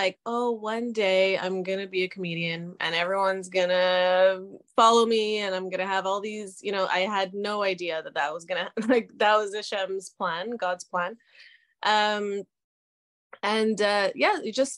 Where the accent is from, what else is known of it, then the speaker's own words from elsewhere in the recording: Canada; also born or lived in Israel; I was born in Israel and I lived in Canada for most of my life.